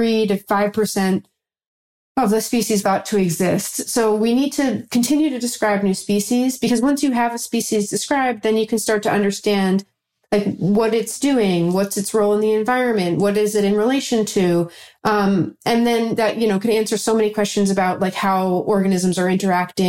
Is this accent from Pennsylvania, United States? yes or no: no; New York, United States; I'm from New York